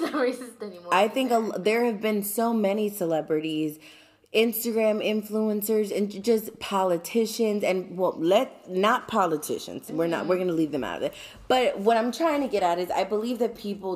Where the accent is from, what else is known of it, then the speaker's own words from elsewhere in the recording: United States; being an American